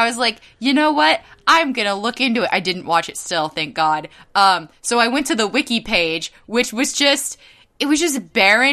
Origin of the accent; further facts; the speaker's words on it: California, United States; can you tell I'm from California